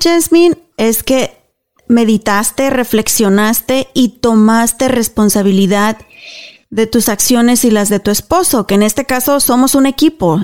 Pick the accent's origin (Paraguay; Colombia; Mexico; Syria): Mexico; moved away as an adult; now in United States; Y fui criada en México